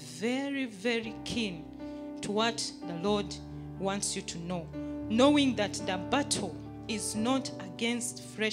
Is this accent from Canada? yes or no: no; Uganda; now in Kenya; I come from Uganda, but I'm here.